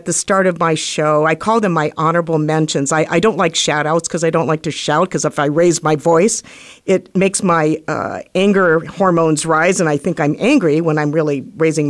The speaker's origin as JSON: {"language": "English", "country": "United States"}